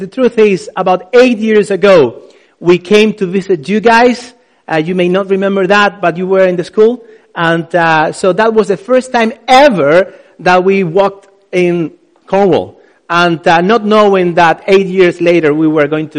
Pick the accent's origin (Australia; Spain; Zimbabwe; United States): Spain; Gran Canaria, Canary Islands; English is a second language; moved away as an adult; now in Northern Ireland, United Kingdom; We are from Spain, actually from Gran Canaria